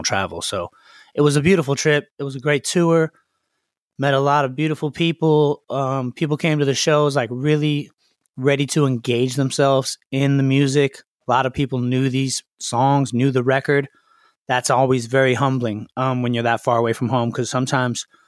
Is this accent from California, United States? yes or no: yes; Los Angeles, California, United States; I was born and raised in Los Angeles, in the Valley, Studio City.